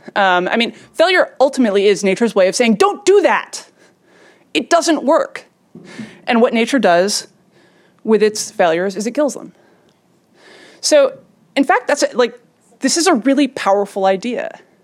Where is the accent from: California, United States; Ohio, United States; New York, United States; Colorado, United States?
New York, United States; I grew up in New York, so I was not very far, I was a couple miles from the site